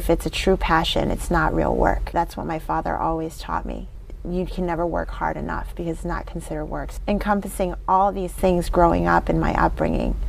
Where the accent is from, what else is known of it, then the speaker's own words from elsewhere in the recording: Weston, Massachusetts, United States; we grew up in Weston with my father